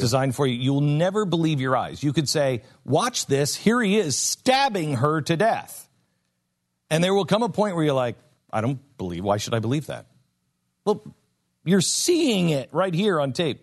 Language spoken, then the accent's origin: English; West Coast, United States; moved away; I grew up on the West Coast